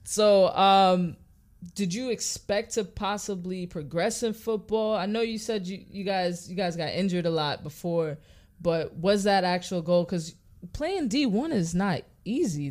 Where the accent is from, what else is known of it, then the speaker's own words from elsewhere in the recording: New York City, New York, United States; we're from New York City